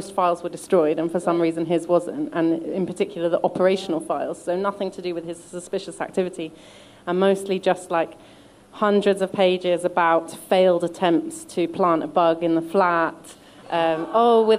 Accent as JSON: {"language": "English", "region": "London", "country": "United Kingdom", "tie": "born or raised there", "said": "I was born in London, but my mum's from Slovakia, my dad's from Hungary"}